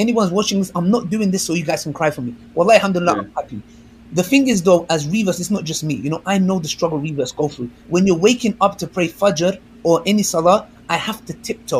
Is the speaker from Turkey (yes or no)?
yes; Kurdistan, Turkey; I'm Kurdish from Turkey